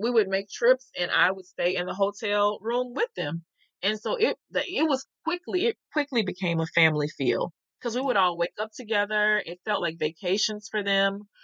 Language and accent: English; the South, United States; I'm from the South